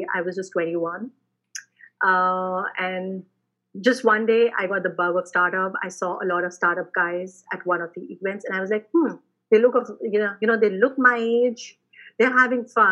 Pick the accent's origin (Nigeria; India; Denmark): India; Jammu, Jammu and Kashmir; I come from a very small city in India. It's called Jammu, which is in Jammu, Kashmir